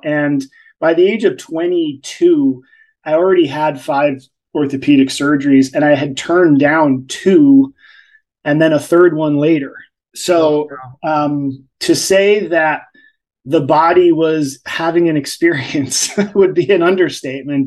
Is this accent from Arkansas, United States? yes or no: no; New Jersey, United States; I'm from Jersey